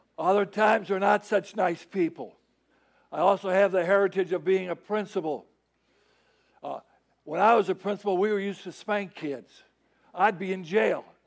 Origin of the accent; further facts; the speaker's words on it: Chicago, Illinois, United States; moved away; I'm from Chicago. I know about snow